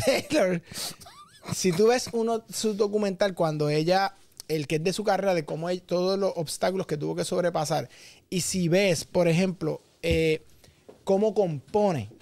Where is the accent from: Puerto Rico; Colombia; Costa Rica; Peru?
Puerto Rico; nuestra isla